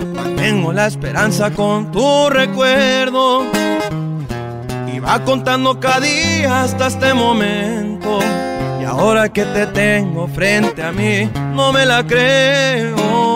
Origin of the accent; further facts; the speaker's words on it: Phoenix, Arizona, United States; also born or lived in Tepatitlán, Jalisco (ancestry); soy cantautor de Phoenix, Arizona, originario de sangre Jalicencia de los alteños